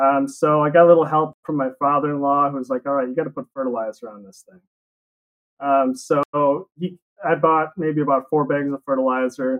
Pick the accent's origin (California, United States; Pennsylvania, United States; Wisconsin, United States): Wisconsin, United States; La Crosse; accent: Wisconsin; also born or lived in Utah; I grew up here